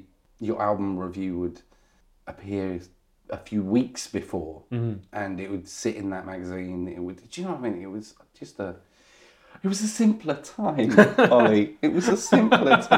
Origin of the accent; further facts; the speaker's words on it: Essex, East of England, United Kingdom; growing up in Essex